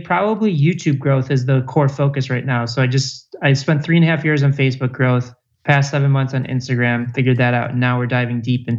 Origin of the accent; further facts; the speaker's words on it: Chicago, Illinois, United States; now in West Hollywood, United States; Chicago, Illinois.